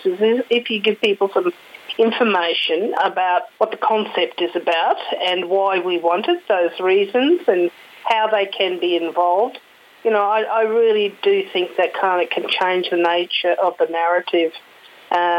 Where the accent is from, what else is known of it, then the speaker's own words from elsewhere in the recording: Queensland, Australia; as a Queenslander